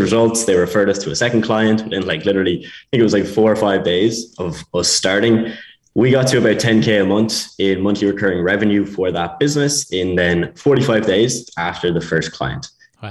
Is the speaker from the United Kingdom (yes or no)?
no; Ireland; accent: Irish; moved away as an adult; also born or lived in Spain / Bulgaria; I'm Irish, as you can probably tell from the accent.